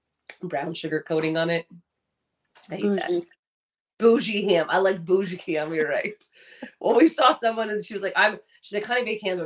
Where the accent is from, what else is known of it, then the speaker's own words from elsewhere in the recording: Southern California, United States; I'm a Rose Parade girl because I grew up in Southern California.